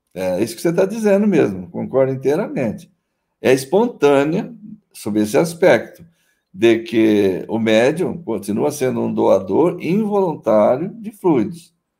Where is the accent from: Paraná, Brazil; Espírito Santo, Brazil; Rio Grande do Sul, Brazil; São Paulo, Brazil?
São Paulo, Brazil; interior of; eu sou paulista do interior